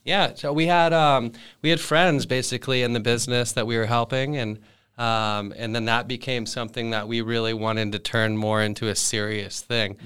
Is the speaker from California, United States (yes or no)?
yes; Thousand Oaks, California, United States; I grew up here in Thousand Oaks.